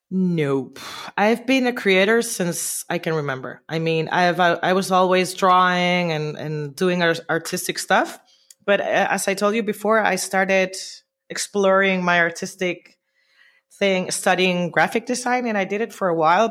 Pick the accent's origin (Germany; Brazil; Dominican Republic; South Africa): Dominican Republic; Santo Domingo, Distrito Nacional; moved away as an adult; also born or lived in New York; now in Barcelona, Spain; I grew up in Dominican Republic, specifically in Santo Domingo, the capital